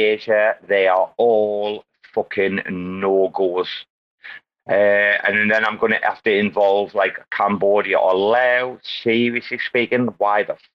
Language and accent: English; United Kingdom; now in Thailand; I'm not American. I do live in Thailand. I am British